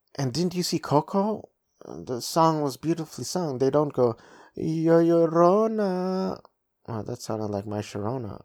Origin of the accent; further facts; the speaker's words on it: United States; I was born and raised in in the United States of America, but my parents are full Filipino